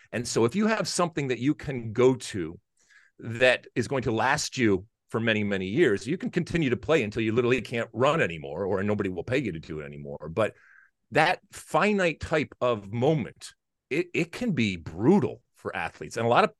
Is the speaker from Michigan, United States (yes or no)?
yes; Detroit, Michigan, United States; which was about 15 minutes outside of where I grew up in Detroit.